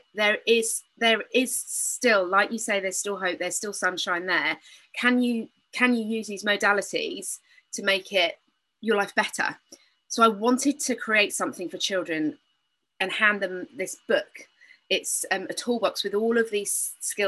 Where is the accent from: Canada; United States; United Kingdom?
United Kingdom; moved away; I am British. I know if you think I'm speaking funny